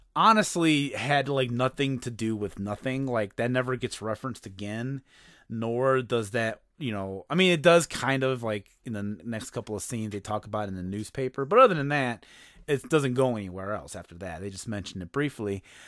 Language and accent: English; Chicago, Illinois, United States; I'm from Chicago